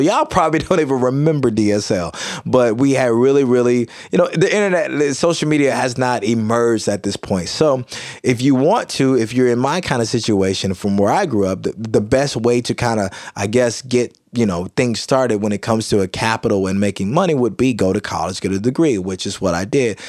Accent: Kilmichael, Mississippi, United States; also born or lived in Jackson, Mississippi; I grew up in small town, small community, Kilmichael, Mississippi

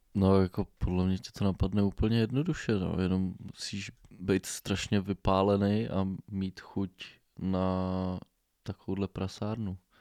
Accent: Bohemia, Czechia; tady u nás v Čechách

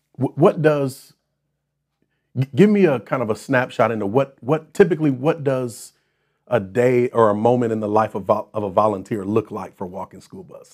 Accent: Racine, Wisconsin, United States; my hometown of Racine, where I grew up

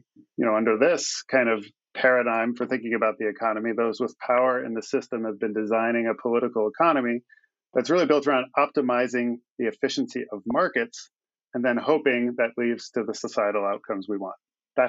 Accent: California, United States; We come from Silicon Valley, where Pierre came from.

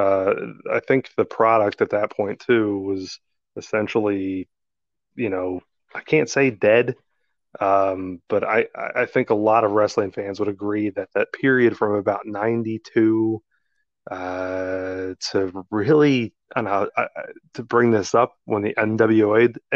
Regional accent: New Jersey, United States; We grew up in South Jersey

